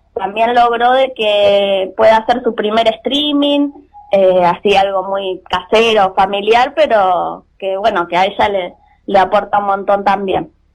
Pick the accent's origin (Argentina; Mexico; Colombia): Argentina; Mar del Plata, Buenos Aires Province; somos de Mar del Plata nosotros